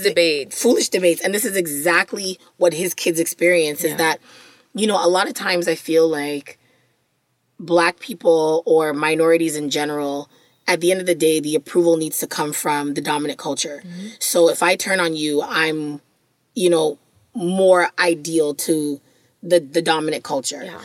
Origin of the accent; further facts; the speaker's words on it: Jamaica; As a Jamaican person